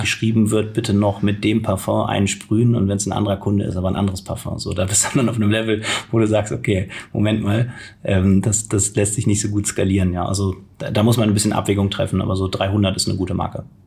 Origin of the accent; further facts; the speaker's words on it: Cologne, North Rhine-Westphalia, Germany; moved away as an adult; also born or lived in Berlin; ich komme gebürtig aus Köln